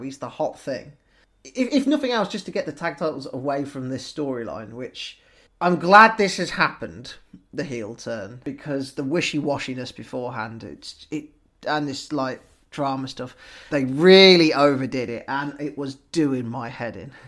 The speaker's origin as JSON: {"language": "English", "country": "United Kingdom", "said": "we as British people"}